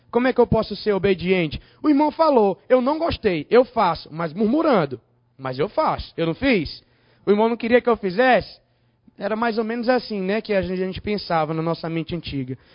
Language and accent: Portuguese; Teresina, Piauí, Brazil; eu sou de Teresina, Piauí, tá?